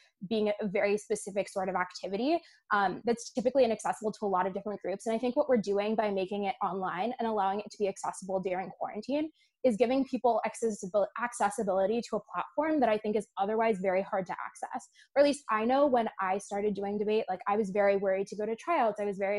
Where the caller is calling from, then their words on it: Connecticut, United States; I'm calling in from Connecticut.